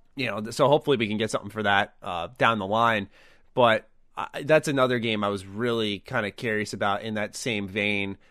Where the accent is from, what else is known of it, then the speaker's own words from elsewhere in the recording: New York, United States; as a New Yorker